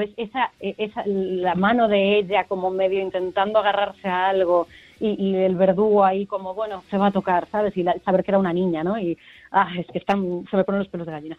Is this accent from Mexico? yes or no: no; A Coruña, Galicia, Spain; somos Coruña